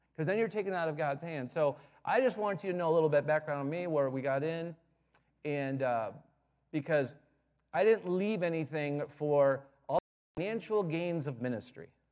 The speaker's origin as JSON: {"language": "English", "region": "Michigan", "country": "United States", "tie": "born or raised there", "also_born_or_lived": "Southern California / Plymouth, Michigan", "moved": "as an adult", "said": "I grew up in Michigan, um, west side at first, and then about ten years there, and then my dad had a church, uh, in Plymouth, Michigan"}